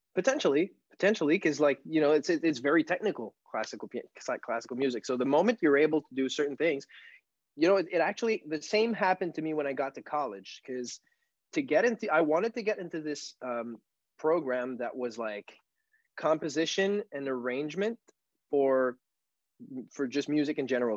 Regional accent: South Shore of Montreal, Quebec, Canada; first language French; English is a second language; in my hometown here, which is 20, 25 minutes away from Montreal on the South Shore

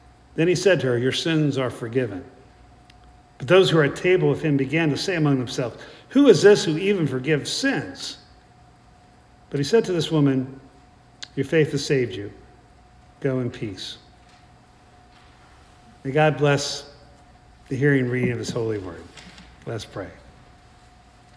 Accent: South Central Pennsylvania, United States; moved away; also born or lived in West Virginia / Midland, Texas; between my being born in West Virginia and growing up in South Central Pennsylvania

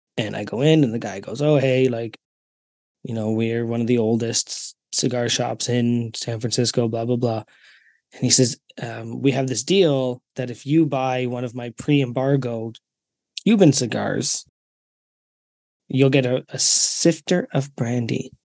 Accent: Canada; I'm Canadian

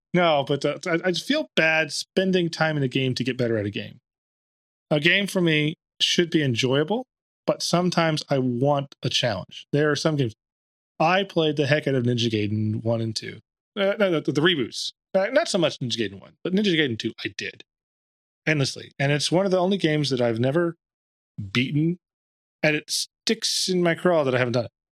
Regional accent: Dallas, Texas, United States; I'm from Dallas

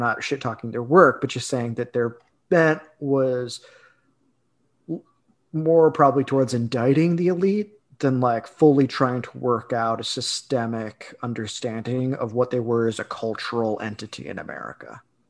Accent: Midwest, United States; this was the type of ethics that I grew up with in the Midwest even.

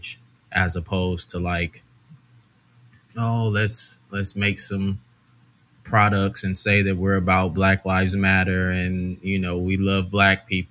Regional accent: Los Angeles, California, United States; also born or lived in Arkansas; born and raised in L.A., you know, growing up in South Central

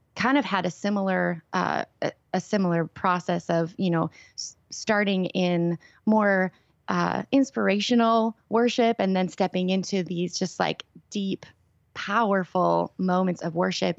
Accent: Minnesota, United States; I grew up here.

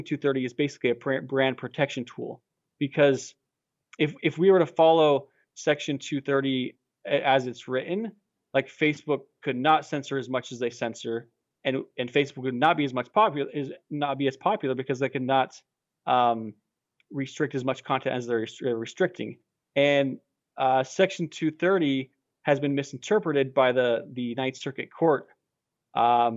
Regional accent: United States; as an American, as someone living in the United States

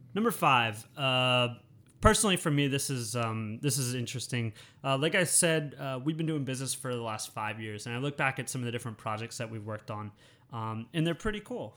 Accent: United States; moved away as an adult; now in Thailand; growing up in the United States

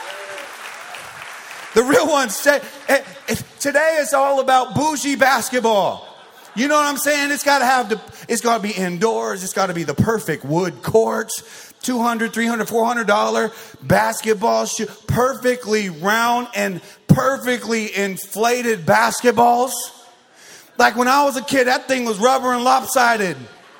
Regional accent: Arizona, United States; I grew up in Arizona

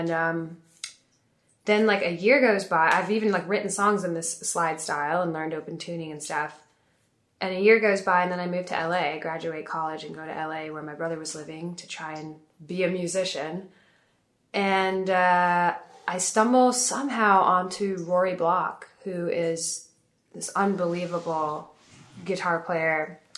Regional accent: Paris, Île-de-France, France; also born or lived in Italy / England; So I grew up between Italy, England, and uh, France, Paris mostly is where like I did high school and my primary school in Paris, and I was born in Italy and did middle school in Italy, and then when I was young, I lived in England for three years.

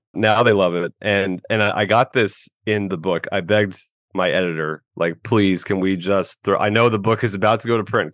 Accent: Tampa Bay area, Florida, United States; I am a Florida man, born and raised in the Tampa Bay area.

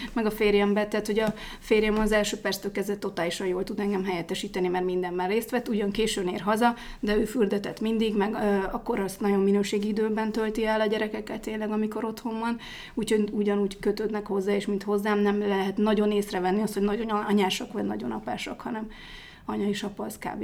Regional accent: Budapest, Hungary

